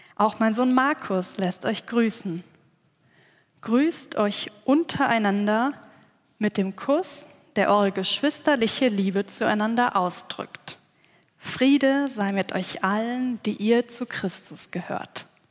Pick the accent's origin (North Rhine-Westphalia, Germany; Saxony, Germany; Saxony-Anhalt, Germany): North Rhine-Westphalia, Germany; village between Cologne and Bonn; moved away; Ich bin gebürtige Rheinländerin. Aufgewachsen bin ich in einem kleinen